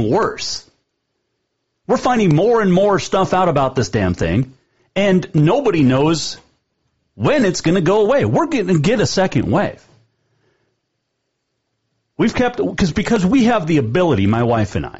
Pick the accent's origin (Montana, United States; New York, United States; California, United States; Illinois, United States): Montana, United States; I grew up here. I'm born and raised Montanan.